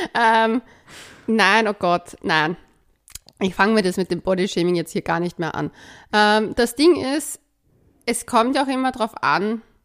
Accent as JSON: {"language": "German", "region": "Vienna", "country": "Austria", "said": "als Wienerin"}